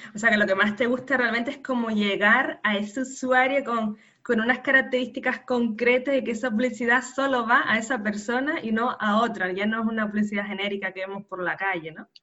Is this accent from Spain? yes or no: yes; Canary Islands, Spain; nacida en Canarias